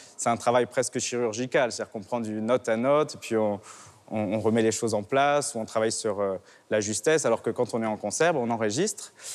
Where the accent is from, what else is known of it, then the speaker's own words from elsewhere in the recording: Nice, Provence-Alpes-Côte d'Azur, France; Je suis né à Nice, j'ai fait toutes mes études euh, au conservatoire, euh, au lycée Masséna qui est juste en face